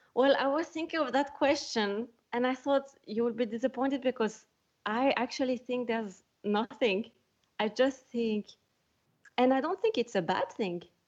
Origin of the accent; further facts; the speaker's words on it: Switzerland; moved away as an adult; also born or lived in California; now in Scotland, United Kingdom; I am from Switzerland